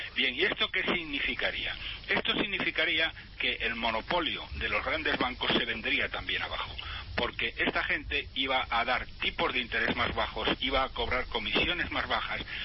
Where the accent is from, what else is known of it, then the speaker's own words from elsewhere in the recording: Spain; somos los españoles